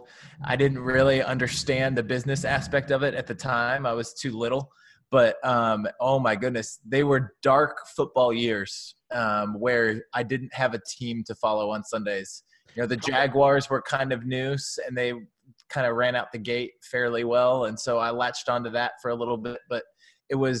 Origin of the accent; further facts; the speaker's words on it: Ohio, United States; We were born and raised in Ohio to a dad that's from Cleveland.